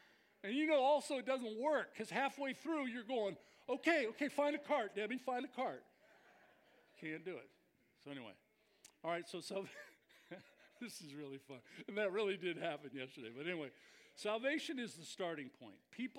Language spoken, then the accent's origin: English; Scotland, United Kingdom; I'm Scottish. I'm cheap.